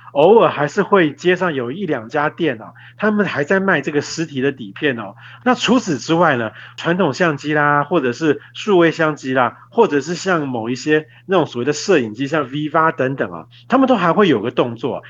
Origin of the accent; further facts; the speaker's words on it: Taiwan; 我们台湾人啊，应该比较不会看到